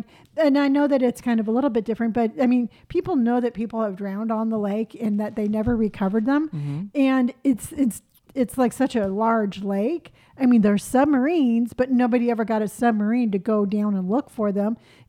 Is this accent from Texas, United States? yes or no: yes; Houston, Texas, United States; Well, that's just how we are in Texas.